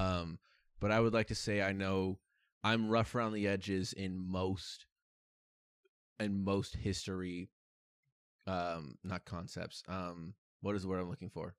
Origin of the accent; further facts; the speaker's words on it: United States; growing up in America